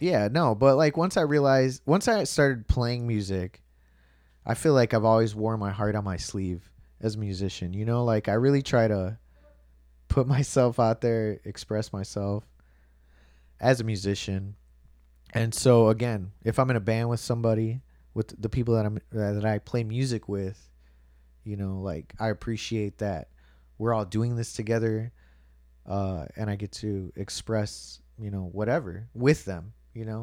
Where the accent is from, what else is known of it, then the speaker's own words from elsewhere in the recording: Chicago, Illinois, United States; I was born in the South Chicago Hospital